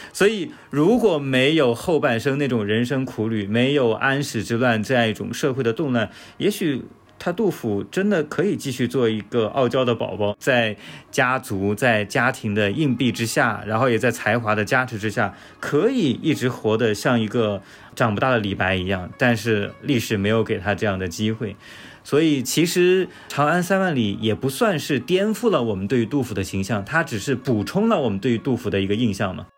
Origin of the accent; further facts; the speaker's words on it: China; 我们中国人